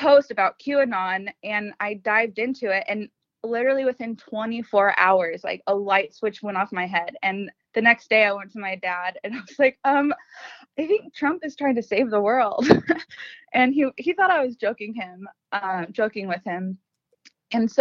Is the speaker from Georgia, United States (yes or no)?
no; Los Angeles, California, United States; moved away as an adult; now in Arizona, United States; I was born and raised in Los Angeles, California for my entire life